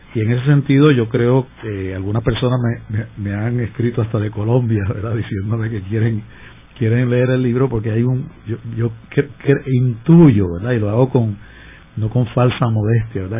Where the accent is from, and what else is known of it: Puerto Rico